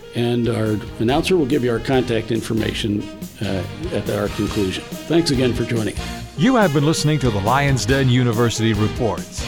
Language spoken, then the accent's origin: English; Mineola, New York, United States; was born in Mineola on Long Island